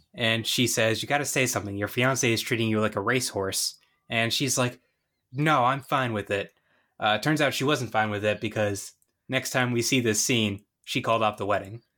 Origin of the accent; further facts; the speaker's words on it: Northeast, United States; I'm from the Northeast